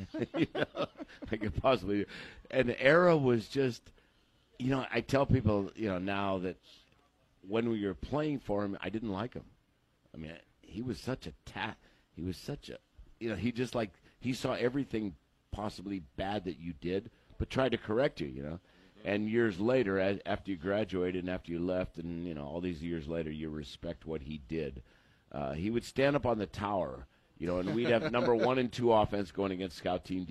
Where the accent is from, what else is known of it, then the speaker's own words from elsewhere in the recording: Erie, Pennsylvania, United States; moved away as an adult; now in Granbury, United States; I grew up in Erie, Pennsylvania.